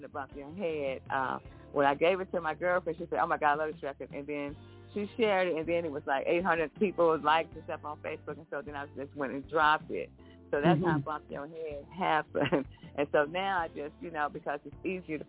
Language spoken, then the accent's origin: English; New York City, New York, United States; moved away; also born or lived in Warrenton, North Carolina / Germany / Fayetteville, North Carolina; As a teenager, I grew up in Fort Greene.